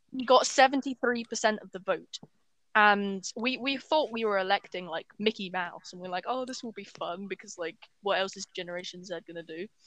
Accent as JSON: {"language": "English", "country": "Ukraine", "tie": "born or raised there", "also_born_or_lived": "England", "moved": "yes", "lives_now": "United Kingdom", "said": "I've basically lived in Ukraine most of my life"}